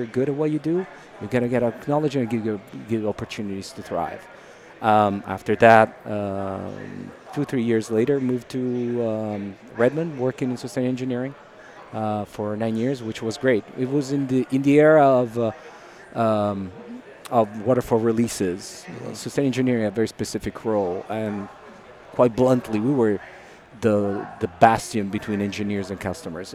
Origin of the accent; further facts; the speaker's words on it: Italy; English is a second language; moved away as an adult; also born or lived in Dublin, Ireland / Seattle, United States; now in California, United States; I was born and raised in Italy